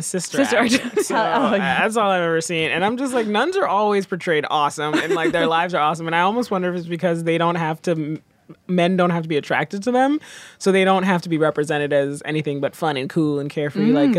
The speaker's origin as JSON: {"language": "English", "country": "Haiti", "said": "I'm from I'm Haitian. I was born in Haiti. Like I'm from a very immigrant background."}